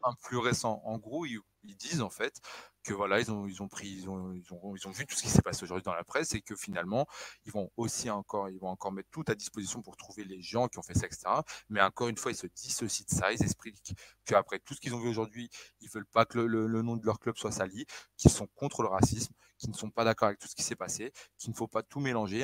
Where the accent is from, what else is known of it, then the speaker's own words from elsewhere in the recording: Northern Portugal, Portugal; je suis du Nord